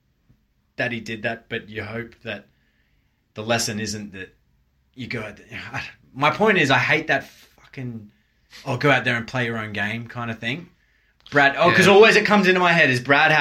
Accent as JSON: {"language": "English", "country": "Australia", "said": "as an Australian fan"}